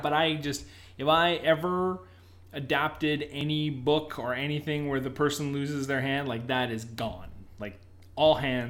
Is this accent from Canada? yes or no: yes; Canada; maybe because we're Canadian, so I'm used to a French Canadian accent